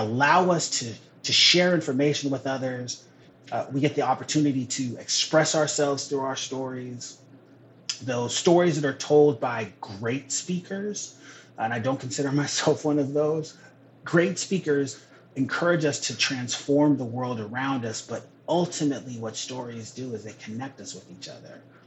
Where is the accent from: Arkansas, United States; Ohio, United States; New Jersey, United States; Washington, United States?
Washington, United States; Renton; also born or lived in Seattle / Tukwila; I'm a Northwest kid. I was born in Seattle, raised in Renton, currently live in Tukwila